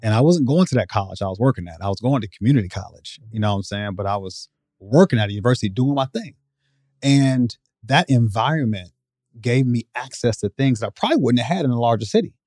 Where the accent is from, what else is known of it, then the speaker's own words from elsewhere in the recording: Iowa, United States; also born or lived in Chicago, Illinois; allowed me to move away from that environment into, uh, Iowa. uh, when I was nine